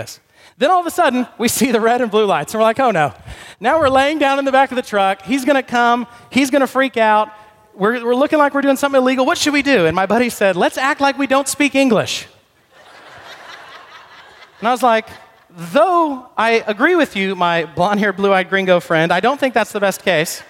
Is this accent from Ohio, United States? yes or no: no; Corinth, Texas, United States; I grew up in Corinth, not in Greece, but in Texas